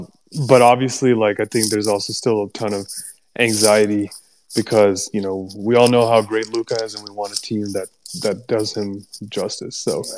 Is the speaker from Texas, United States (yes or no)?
yes; Dallas, Texas, United States; I think at least I'm biased because I'm from here, so it's home to me.